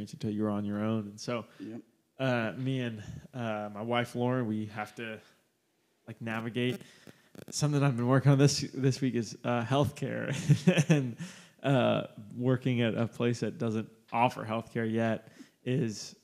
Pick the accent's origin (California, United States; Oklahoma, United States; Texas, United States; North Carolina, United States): Oklahoma, United States; Oklahoma City; I grew up in Oklahoma City and born and raised kind of in the outskirts.